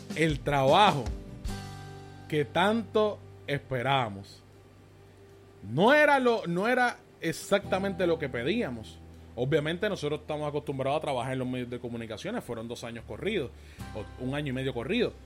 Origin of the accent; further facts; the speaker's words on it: Caguas, Puerto Rico; nosotros pues somos de Cagua